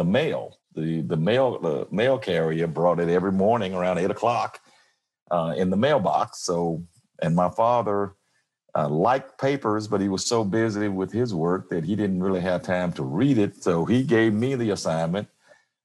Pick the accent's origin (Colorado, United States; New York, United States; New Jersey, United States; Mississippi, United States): Mississippi, United States; Como; moved away as an adult; also born or lived in Jackson, Mississippi / Detroit; now in Memphis, United States; I grew up in Mississippi on a farm, small town, Como, Mississippi.